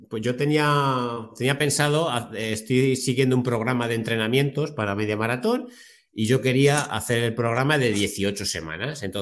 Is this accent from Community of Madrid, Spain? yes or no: yes; Torrejón de Ardoz, Community of Madrid, Spain; born there; yo eh, nací en Madrid y mi familia es de Alcalá de Henares, Guadalajara... Entonces me pilla allí, Torrejón de Ardoz, yo nací en Torrejón de entonces tengo casa, tengo la familia allí